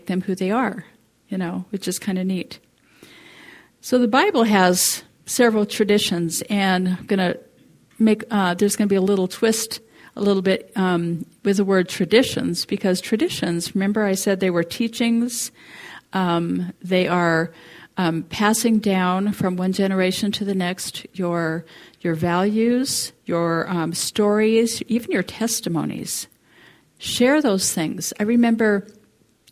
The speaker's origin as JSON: {"language": "English", "town": "Coeur d'Alene", "region": "Idaho", "country": "United States", "tie": "born or raised there", "also_born_or_lived": "England", "said": "I grew up in Coeur d'Alene, but came to this area"}